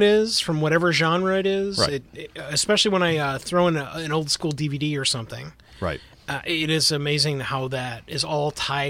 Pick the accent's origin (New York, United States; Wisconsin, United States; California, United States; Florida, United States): Wisconsin, United States; Milwaukee; also born or lived in Chicago, Illinois; now in St. Louis area, United States; I grew up in the Chicago area and then in Milwaukee.